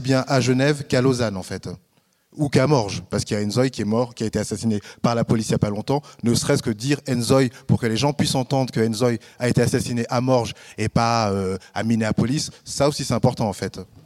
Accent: France; moved away as an adult; now in Switzerland; je suis français

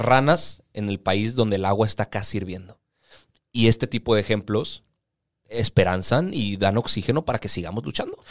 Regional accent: Mexico; para nosotros como ciudadanos mexicanos

